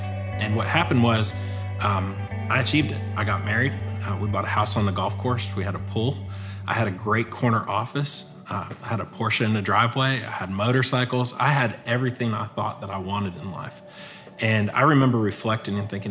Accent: Erie, Pennsylvania, United States; now in Longview, United States; I grew up in Erie, Pennsylvania

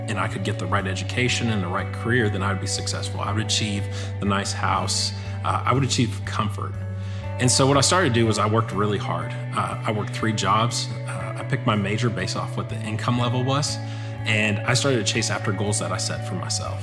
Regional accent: Erie, Pennsylvania, United States; now in Longview, United States; I grew up in Erie, Pennsylvania

